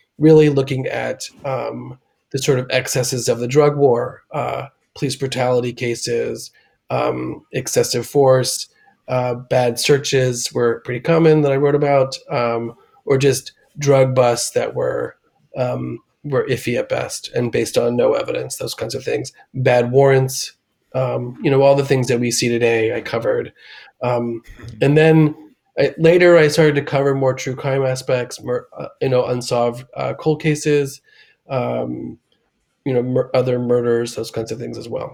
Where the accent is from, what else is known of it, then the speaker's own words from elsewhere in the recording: Washington, District of Columbia, United States; I grew up in Washington, D.C. and in the suburbs